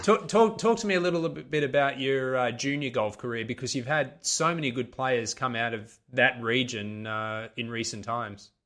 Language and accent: English; Sydney, New South Wales, Australia; I'm from Sydney in Australia